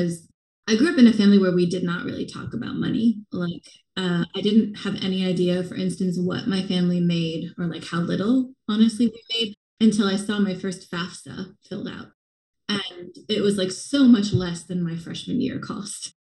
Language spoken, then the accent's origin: English; small town Oregon, United States; moved away as an adult; growing up in Oregon